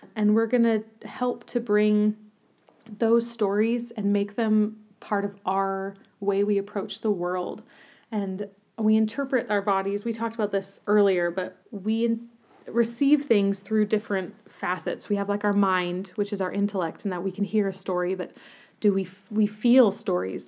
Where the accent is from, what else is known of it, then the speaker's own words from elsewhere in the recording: Utah, United States; moved away as an adult; also born or lived in Germany / Berlin; I grew up in Utah